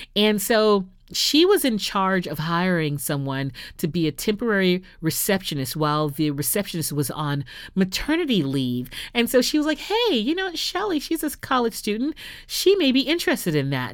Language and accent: English; Houston, Texas, United States; I started my radio career off in my hometown of Houston